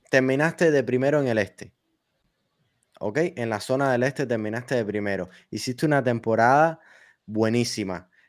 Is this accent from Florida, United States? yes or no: yes; Miami, Florida, United States; Ya que somos de Miami